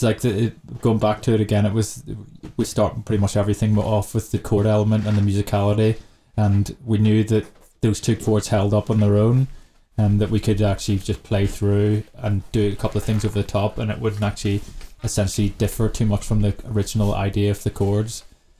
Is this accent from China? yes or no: yes; China; And for me, growing up in China, I was like, what? Someone's playing for 8 hours?